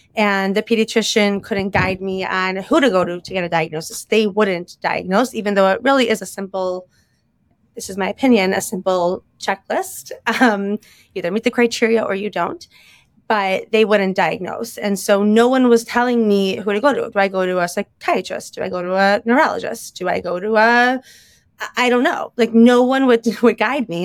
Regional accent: Chicago, Illinois, United States; moved away as an adult; also born or lived in Bala Cynwyd, Pennsylvania / Lower Merion, Pennsylvania; now in Philadelphia, United States; I was born and raised in Chicago

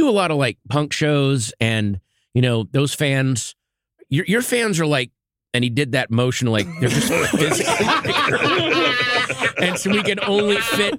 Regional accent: Washington, District of Columbia, United States; born or raised there

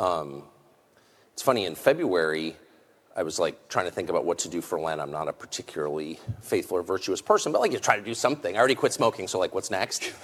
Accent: United States; I'm American. And so I grew up with this feeling

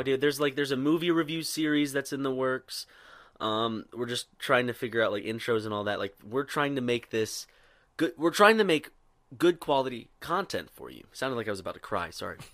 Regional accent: Irmo, South Carolina, United States; most people that went to my high school in Irmo, South Carolina, did not have a Southern accent

